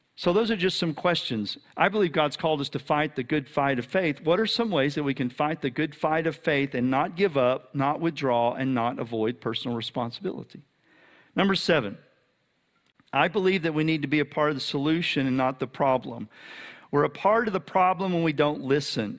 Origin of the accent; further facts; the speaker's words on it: Texas, United States; I'm a Texan